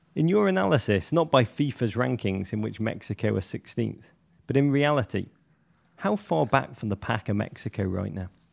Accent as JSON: {"language": "English", "region": "England", "country": "United Kingdom", "said": "I say that as an Englishman"}